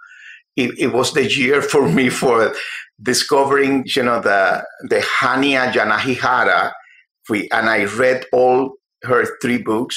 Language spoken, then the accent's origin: English; Cuba; moved away as an adult; also born or lived in Havana, Cuba; now in United States; I was working at the Herald when I came from Cuba in 1991